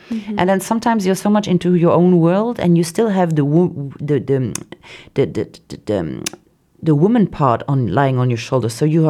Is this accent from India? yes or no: no; Luxembourg; because the Luxembourgish artist, if you say wherever you are, oh, I'm from Luxembourg, they're like, in the artistic world, they're like, wow, there are not only banks in Luxembourg, you know?